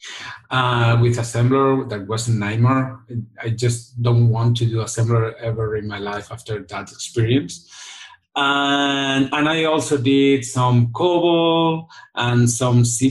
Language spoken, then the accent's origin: English; Barcelona, Catalonia, Spain; I'm from Barcelona, Spain